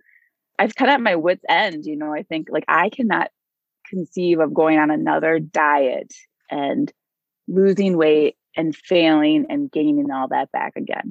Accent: Minnesota, United States; I am from Minnesota and I'm a probation officer here for juveniles

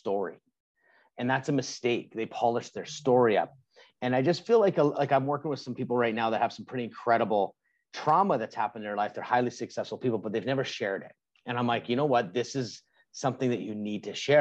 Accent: Canada; I'm Canadian.

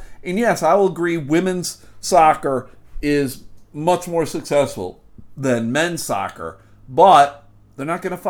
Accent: United States; as an American

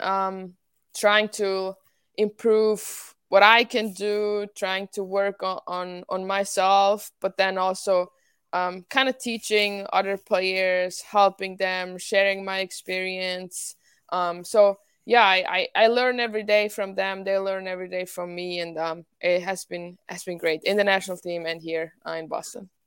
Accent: Winterthur, Zurich, Switzerland; English is a second language; now in United States; I joined my home club team, Ehatse Winterthur

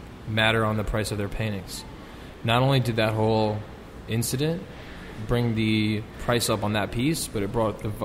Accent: New York City, New York, United States; I'm the only real New Yorker in this room

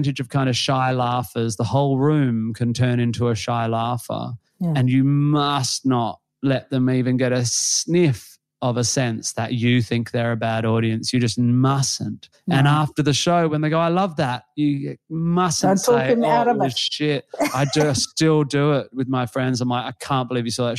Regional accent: Western Australia, Australia; being Australian or West Australian

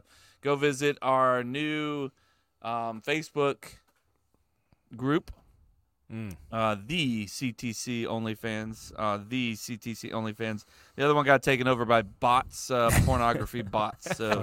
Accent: England, United Kingdom; Well, I'm English.

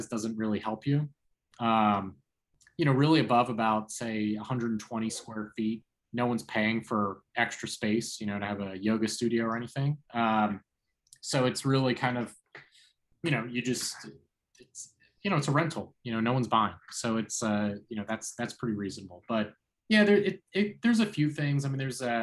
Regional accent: Philadelphia, Pennsylvania, United States; moved away; I'm from Philadelphia originally

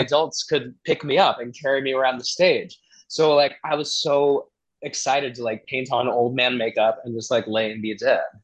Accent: Atlanta area, Georgia, United States; moved away; also born or lived in Boston; I'm from Georgia. I mean, I grew up in around the Atlanta area, so you know, there's a lot of it's not all too southern there

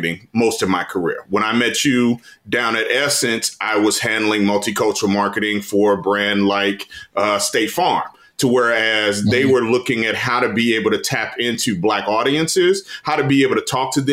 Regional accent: Kansas City, Kansas, United States; a kid from Kansas City, Kansas. Like, I'm from Kansas

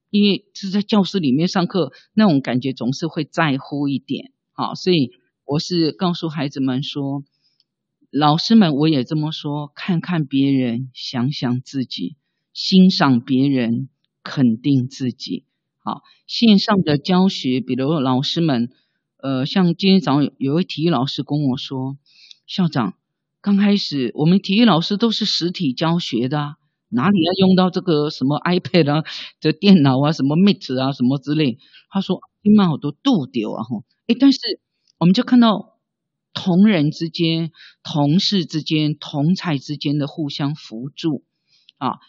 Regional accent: Tai'an, Miaoli County, Taiwan; moved away; 我是出生于苗栗县太阴乡

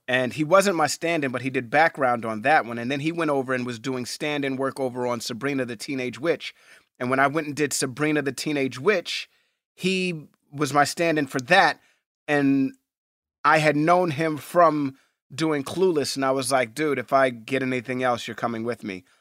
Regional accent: New York City, New York, United States; I grew up in Hell's Kitchen, and, and Hell's Kitchen is a very tough neighborhood

